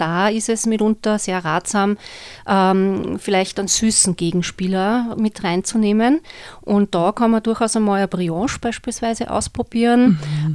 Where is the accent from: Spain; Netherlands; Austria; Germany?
Austria; bei uns in Österreich